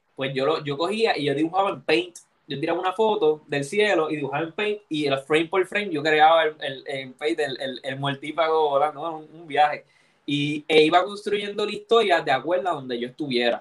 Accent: Levittown, Puerto Rico; also born or lived in Santurce / Río Piedras / Bayamón; yo soy de Levittown

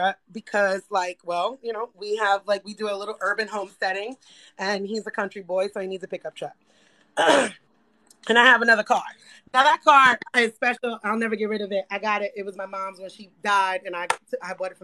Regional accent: New York City, New York, United States; I grew up poor in the Bronx.

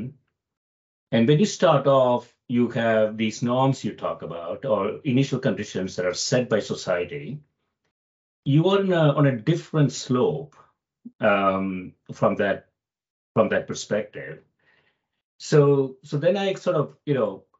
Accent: India; moved away; I grew up in India

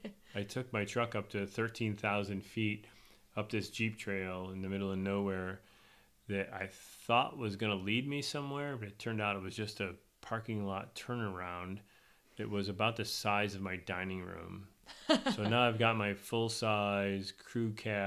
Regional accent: Spencerport, New York, United States; having grown up in Spencerport, and my kids went to school in Spencerport.

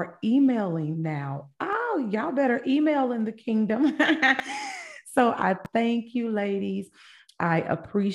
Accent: Vallejo, California, United States; also born or lived in Kansas City, Missouri / Fairfield, California; I was born in Kansas City, Missouri, but I was raised in Cali, California, where my Cali people

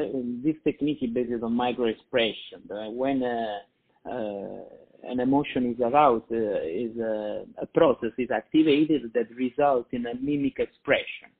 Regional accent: Italy; moved away as an adult; In Italy, I'm from Italy

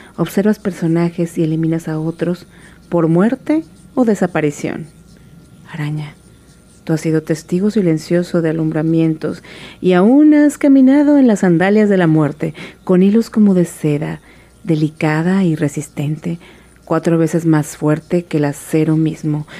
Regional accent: Tabasco, Mexico; moved away as an adult; also born or lived in Mexico City; nací en la Ciudad de México y mi madre es tabasqueña, así que nos fuimos a vivir a Tabasco cuando yo era muy chiquita, de manera que soy tabasqueña

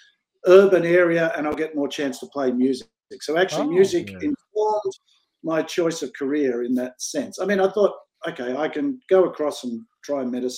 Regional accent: Rockhampton, Queensland, Australia; also born or lived in Cairns, Queensland; I was born in Rockhampton.

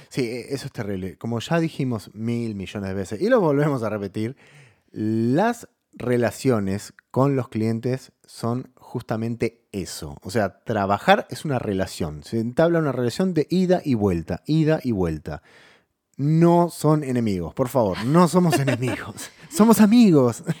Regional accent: Buenos Aires, Argentina; nosotros somos de Buenos Aires

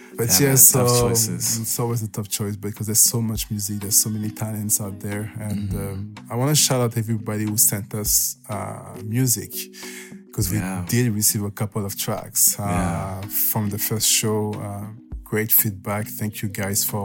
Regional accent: France; moved away; It was my hometown. It was back in my hometown in France.

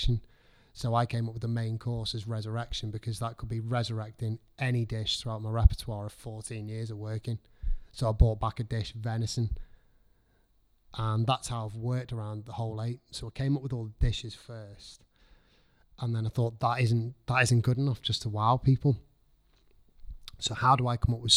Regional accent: Liverpool, North West England, United Kingdom; moved away; also born or lived in North Wales / Chester; I'm from Liverpool.

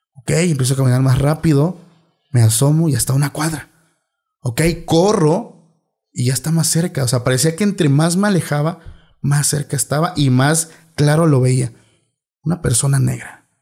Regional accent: Oaxaca, Mexico; moved away; soy de Oaxaca

